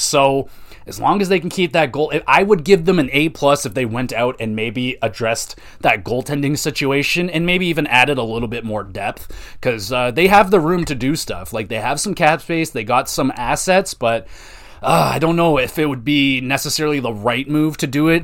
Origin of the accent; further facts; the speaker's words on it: Oshawa, Ontario, Canada; I grew up in Oshawa.